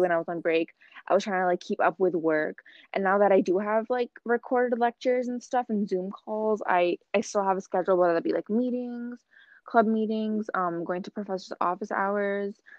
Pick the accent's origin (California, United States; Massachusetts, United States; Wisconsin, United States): Massachusetts, United States; Boston; am from Boston, Massachusetts, um, from the United States.